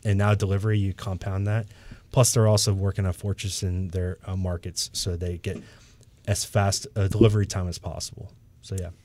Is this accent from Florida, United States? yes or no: no; Michigan, United States; moved away; I'm from Michigan originally